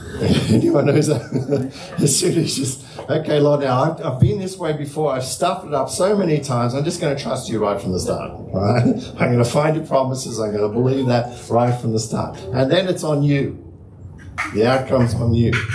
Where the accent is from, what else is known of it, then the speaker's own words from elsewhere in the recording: Hurstville, New South Wales, Australia; Growing up in the Salvation Army in the Hurstville Corps